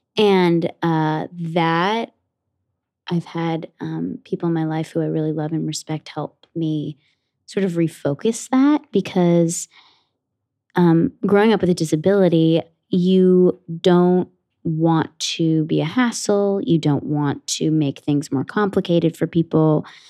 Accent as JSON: {"language": "English", "town": "Ridgewood", "region": "New Jersey", "country": "United States", "tie": "born or raised there", "said": "I grew up in Ridgewood, New Jersey, in Bergen County, like, about forty-five minutes outside of the city"}